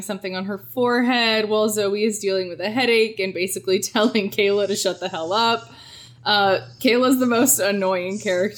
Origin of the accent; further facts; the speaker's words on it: Ohio, United States; We're from Ohio